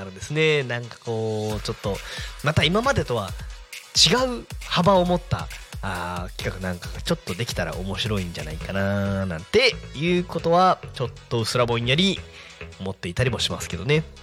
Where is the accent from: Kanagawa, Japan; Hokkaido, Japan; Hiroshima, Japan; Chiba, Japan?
Kanagawa, Japan; Yokohama; 私自身はあの生まれも育ちもたあの横浜の人間だったものであの